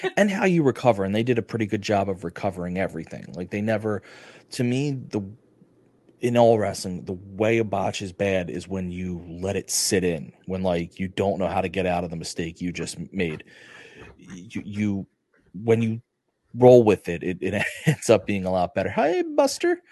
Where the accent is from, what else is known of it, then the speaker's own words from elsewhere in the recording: United States; I'm an American